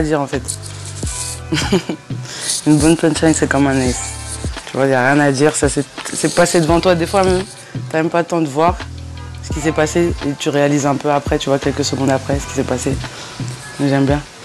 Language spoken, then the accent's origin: French; Bron, Auvergne-Rhône-Alpes, France; Alors je suis née à, à Bron, à Lyon, tu vois, c'est à côté de Lyon